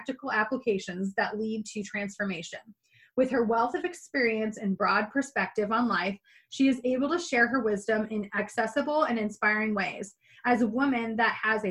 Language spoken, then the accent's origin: English; upstate New York, United States; accent: a little Canadian accent; where I'm from in upstate New York is right where Cornwall, the Canadian border where Cornwall is